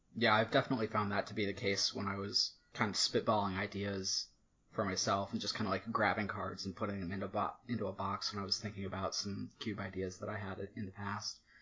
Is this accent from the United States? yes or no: yes; Virginia, United States; moved away as an adult; also born or lived in Maryland; I moved back to my home state of Virginia just over a year ago